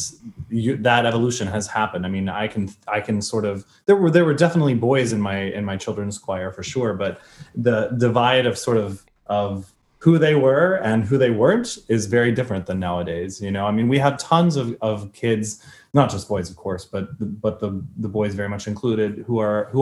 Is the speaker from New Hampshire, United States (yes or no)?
no; Indianapolis, Indiana, United States; moved away; I'm from Indianapolis, Indiana